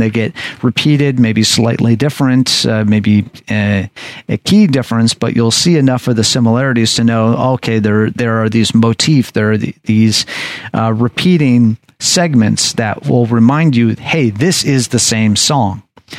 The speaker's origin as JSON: {"language": "English", "town": "Anchorage", "region": "Alaska", "country": "United States", "tie": "born or raised there", "said": "So I would say that Alaska and Anchorage would be my hometown, because that is where I was really formed together."}